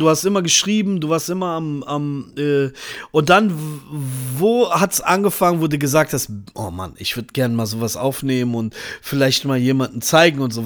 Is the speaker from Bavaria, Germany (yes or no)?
no; Braunschweig, Lower Saxony, Germany; in Niedersachsen, da wo ich aufgewachsen bin